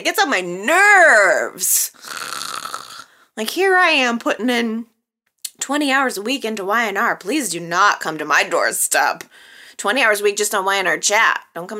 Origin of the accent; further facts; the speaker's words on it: Illinois, United States; also born or lived in Wisconsin / Texas; Forgive my southern accent. I'm from Illinois. I am from Wisconsin, Illinois, Texas.